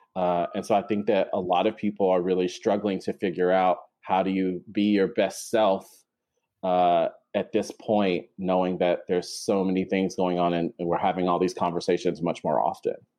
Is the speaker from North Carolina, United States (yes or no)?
yes; North Carolina, United States; moved away as an adult; now in New York City, United States; I live in New York City and I'm originally from North Carolina. I moved to New York City for graduate school about 10 years ago